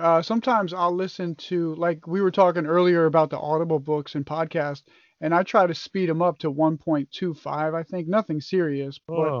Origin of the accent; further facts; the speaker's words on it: Connecticut, United States; I'm from New York, so like, or not New York, but Connecticut is real close to New York.